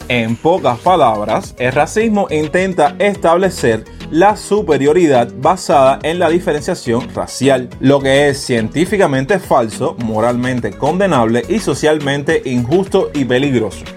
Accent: Cuba; en mi país, que es Cuba

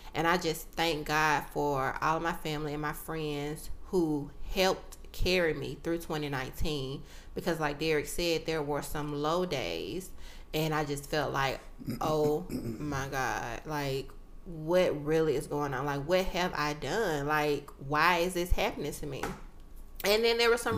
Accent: United States; as African Americans

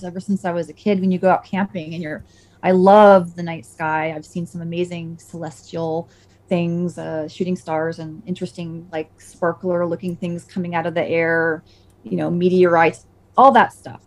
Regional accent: Saratoga, United States; where I grew up in Saratoga

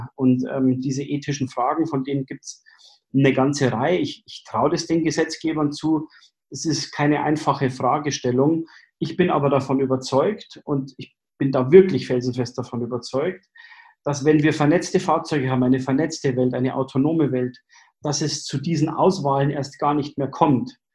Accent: Germany; bei uns in Deutschland

